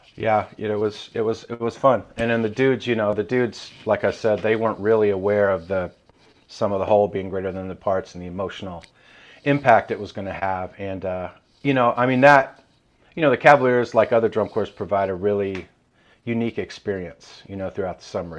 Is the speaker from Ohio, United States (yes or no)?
no; Nashville, Tennessee, United States; also born or lived in Iowa / Brentwood, Tennessee; I was born in Iowa, actually, and we moved to Nashville in, uh, seventy-eight, seventy-nine